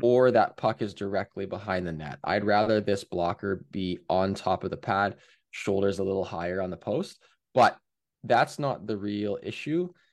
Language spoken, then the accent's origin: English; Hamilton, Ontario, Canada; I'm from Hamilton